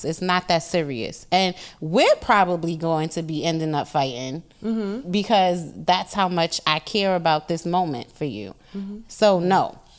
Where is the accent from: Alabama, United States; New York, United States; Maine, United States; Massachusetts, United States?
New York, United States; New York City; I am from Queens